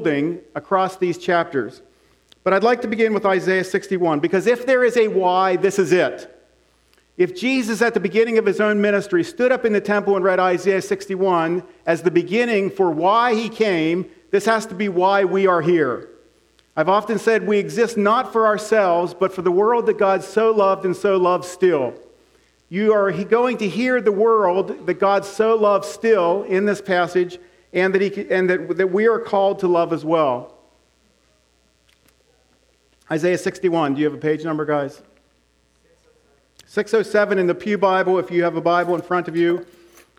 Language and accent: English; Big Valley, Pennsylvania, United States; When I was growing up in Big Valley